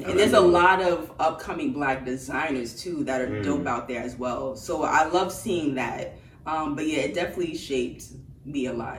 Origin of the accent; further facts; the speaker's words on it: New York City, New York, United States; I am a designer from New York, from Queens